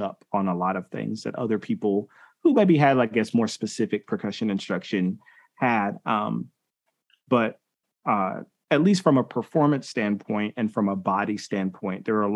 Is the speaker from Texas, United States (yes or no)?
no; Milledgeville, Georgia, United States; I grew up in Milledgeville, Georgia